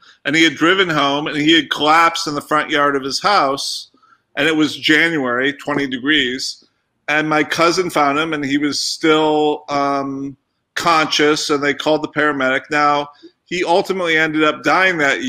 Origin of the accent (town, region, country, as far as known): Rockford, Illinois, United States; born or raised there; moved away